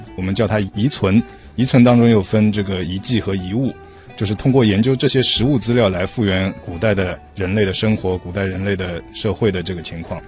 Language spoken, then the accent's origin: Chinese; China; 我们中国人啊这么古老